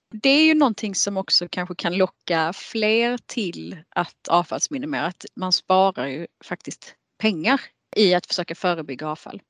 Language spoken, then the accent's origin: Swedish; Skåne, Sweden; Jag är i Skåning